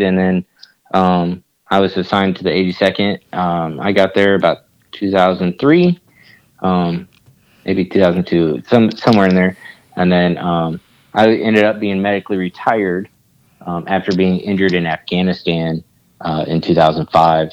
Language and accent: English; Kansas City, Missouri, United States; also born or lived in Alaska; I live in Kansas City. This is where my family's at. This is what I call home